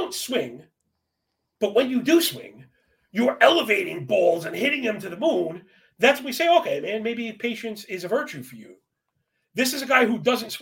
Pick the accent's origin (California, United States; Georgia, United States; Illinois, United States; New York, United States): New York, United States; growing up in New York